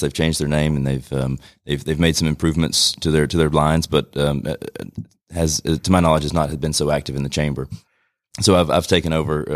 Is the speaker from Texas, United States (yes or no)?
no; Rome, Georgia, United States; born and raised here in Rome.